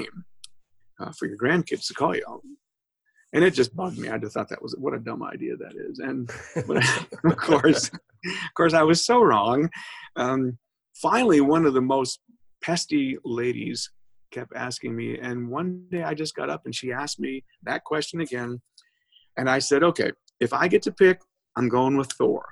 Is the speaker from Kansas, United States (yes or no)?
no; Minnesota, United States; moved away as an adult; also born or lived in Wisconsin; now in Southern United States; I'm from Minnesota, and I lived in Minnesota and Wisconsin all my life.